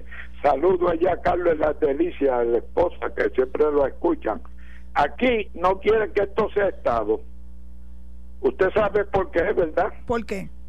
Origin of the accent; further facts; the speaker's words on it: Ponce, Puerto Rico; Es de Ponce, soy de Ponce.